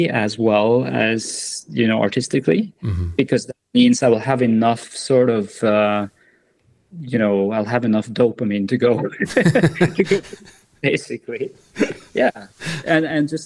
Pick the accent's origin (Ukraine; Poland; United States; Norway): Norway; born or raised there